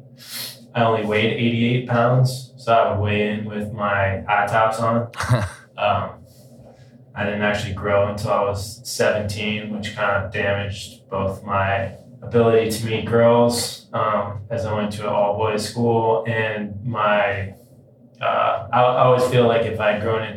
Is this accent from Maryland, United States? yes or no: no; New York City, New York, United States; I grew up in New York City in the West Village